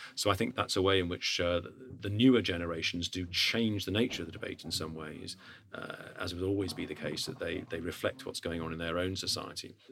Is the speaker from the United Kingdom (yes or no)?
yes; United Kingdom; as a Brit